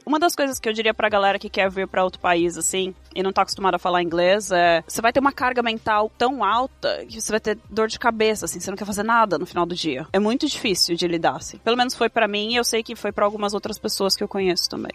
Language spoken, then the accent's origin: Portuguese; Diadema, São Paulo, Brazil; moved away as an adult; now in Sweden; Nascida e criada em Diadema, São Paulo.